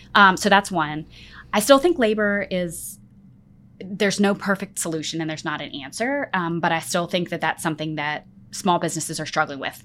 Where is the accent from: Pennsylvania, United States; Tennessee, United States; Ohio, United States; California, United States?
Pennsylvania, United States; now in Memphis, United States; I grew up in Pennsylvania